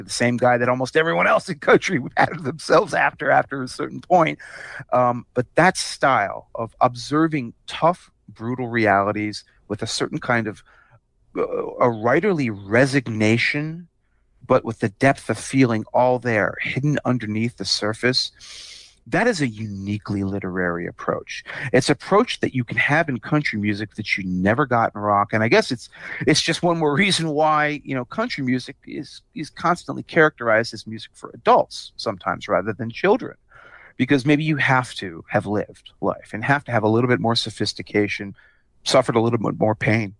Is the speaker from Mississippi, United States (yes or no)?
no; Potomac, Maryland, United States; grow up in Potomac, Maryland